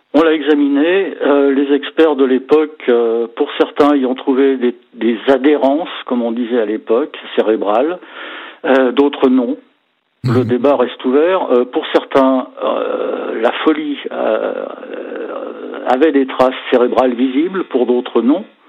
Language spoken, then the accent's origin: French; Savoie, Auvergne-Rhône-Alpes, France; chez nous en Savoie